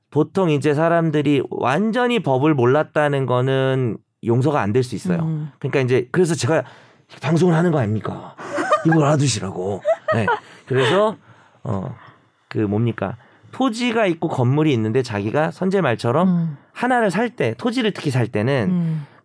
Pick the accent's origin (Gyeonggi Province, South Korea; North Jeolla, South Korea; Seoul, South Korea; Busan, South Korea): Seoul, South Korea; 저 저는 서울이고 옛날이라고 해야 되겠죠?